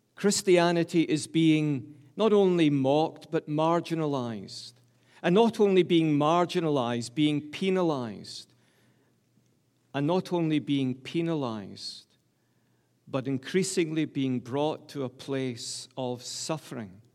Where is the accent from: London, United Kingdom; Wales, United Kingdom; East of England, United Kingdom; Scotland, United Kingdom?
Scotland, United Kingdom; Glasgow; I'm a Scot from the top of my head to the soles of my feet. Please don't think I'm English. I'm from the great city of Glasgow, the largest city in Scotland